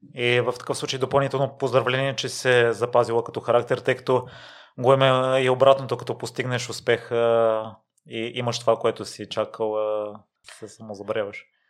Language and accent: Bulgarian; Kozloduy, Vratsa Province, Bulgaria; Аз съм от Козводой, от същия район